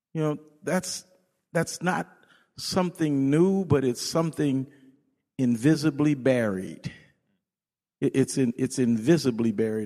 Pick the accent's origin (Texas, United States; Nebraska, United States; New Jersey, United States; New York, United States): Nebraska, United States; Omaha; now in Redlands, United States; I was born in Omaha, Nebraska, and we lived on the other side of what you would say the other side of tracks or the colored Negro part of town